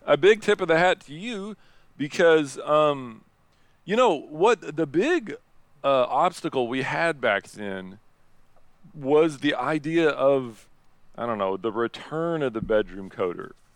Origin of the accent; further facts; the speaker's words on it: Indiana, United States; moved away as an adult; I'm from Indiana and, uh, originally. And now, um, I traveled the world and now I'm back living in Indiana